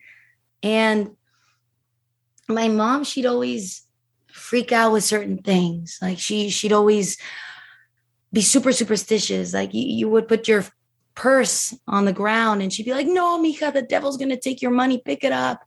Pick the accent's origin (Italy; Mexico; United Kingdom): Mexico; Mexico City; I'm from Mexico City. So we know, you know, as Mexicans, as Latin Americans, we are very superstitious, very spiritual people. We believe in everything you can imagine, you know, and so I grew up in a very Catholic house